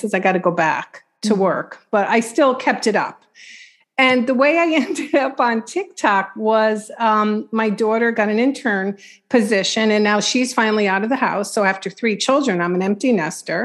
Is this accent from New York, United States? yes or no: yes; Long Island, New York, United States; I'm from Long Island